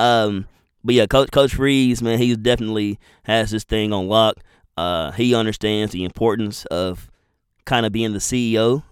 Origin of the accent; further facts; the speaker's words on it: Madison, Alabama, United States; I'm from Madison, Alabama.